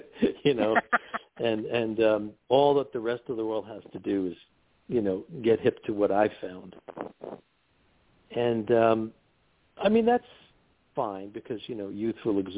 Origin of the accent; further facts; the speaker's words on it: New York, United States; I'm a New Yorker, okay? I grew up in New York